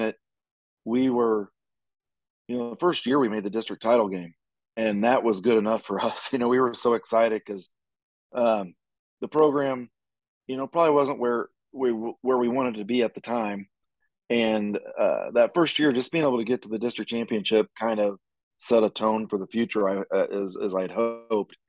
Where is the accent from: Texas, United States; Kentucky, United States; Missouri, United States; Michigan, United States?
Missouri, United States; Gower; I'm originally from Gower, family same way